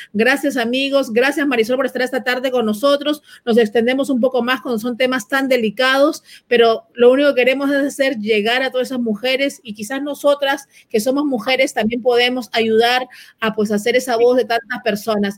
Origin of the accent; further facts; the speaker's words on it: Honduras; soy de Honduras